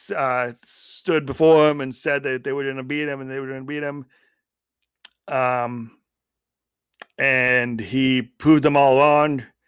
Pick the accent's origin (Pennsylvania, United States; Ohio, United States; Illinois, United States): Illinois, United States; Schaumburg; moved away; my hometown of Schaumburg.